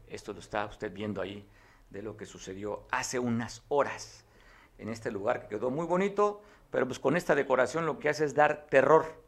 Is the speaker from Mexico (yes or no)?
yes; Mexico; como mexicano me incluyo